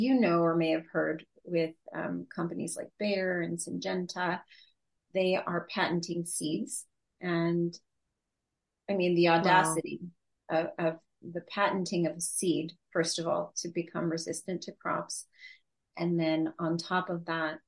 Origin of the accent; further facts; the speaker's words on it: United States; I was born and raised here in the United States. I'm first generation US